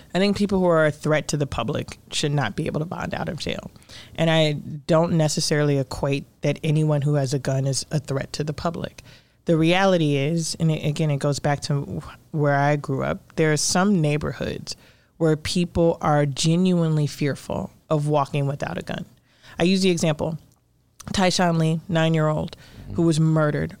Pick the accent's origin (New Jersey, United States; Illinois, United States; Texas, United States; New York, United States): Illinois, United States; Chicago; I grew up in Cabrini